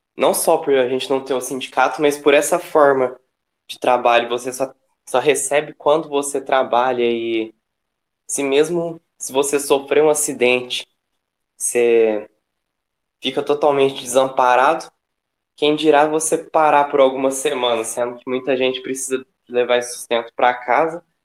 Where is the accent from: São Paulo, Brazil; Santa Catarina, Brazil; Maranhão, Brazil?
São Paulo, Brazil; Franca; also born or lived in Uberaba, Minas Gerais; sou de um pouco mais longe, assim, no estado, sou de Franca. E eu estudo em Uberaba, que é em Minas.